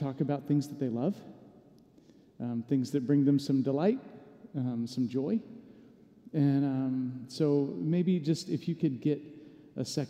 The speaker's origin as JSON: {"language": "English", "town": "Atlanta", "region": "Georgia", "country": "United States", "tie": "born or raised there", "moved": "yes", "said": "I grew up in Atlanta, first chunk of my life"}